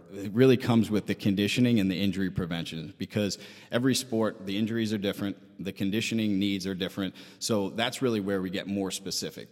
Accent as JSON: {"language": "English", "town": "Syosset", "region": "New York", "country": "United States", "tie": "born or raised there", "said": "I am from, uh, Sayoset."}